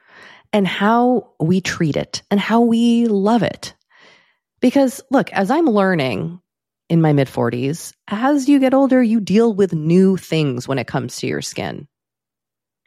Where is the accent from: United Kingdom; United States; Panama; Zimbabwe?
United States; New England; growing up in New England